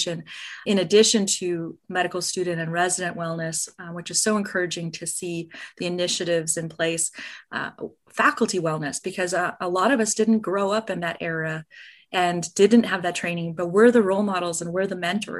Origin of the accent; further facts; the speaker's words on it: Minnesota, United States; now in Arizona, United States; We're both originally from Minnesota